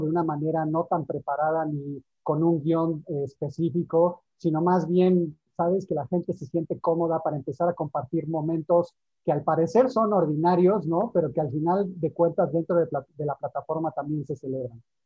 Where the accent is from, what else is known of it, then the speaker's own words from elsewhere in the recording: Mexico; tenemos acá como mexicanos